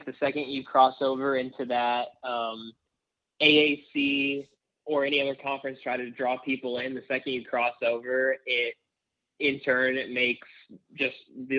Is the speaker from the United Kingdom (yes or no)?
no; Wisconsin, United States; moved away; I grew up in Big Ten country. I lived in Wisconsin for 13 years.